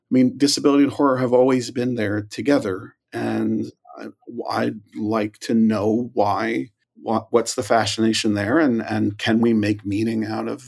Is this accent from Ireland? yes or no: yes; Ireland; I mean, I'm Irish. Like, regret is like a thing I do.